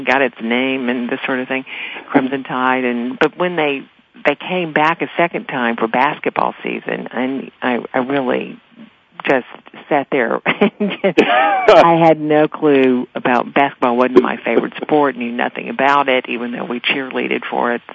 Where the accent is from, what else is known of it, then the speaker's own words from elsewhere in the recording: Meridian, Mississippi, United States; moved away; growing up in, in Meridian or in a town like that or in the South